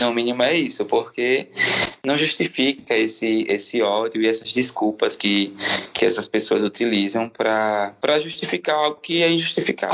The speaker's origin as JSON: {"language": "Portuguese", "town": "São Francisco", "region": "Sergipe", "country": "Brazil", "moved": "as an adult", "said": "eu vim lá do interior, né, de São Francisco, que chamam de Califórnia, é, aqui fica no norte do estado, lá próximo a Propriar"}